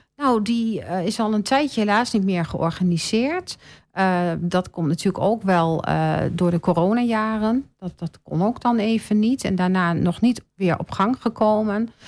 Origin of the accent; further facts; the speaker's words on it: Bennekom, Gelderland, Netherlands; now in Almelo, Netherlands; ik kom van de Veluwe. Ja. ja. Van een heel klein plaatsje en dat heet Bennekom